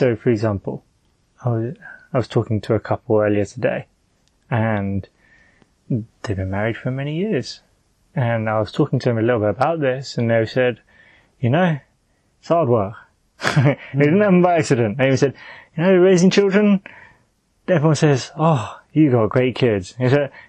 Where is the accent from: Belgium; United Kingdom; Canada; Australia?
United Kingdom; I'm a British, youngish male